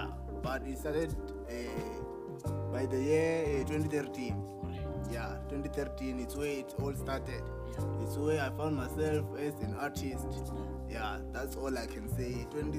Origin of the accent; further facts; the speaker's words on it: Limpopo, South Africa; Yeah, and I'm from Limpopo in Matsa village, Papapan. That's where my heart is.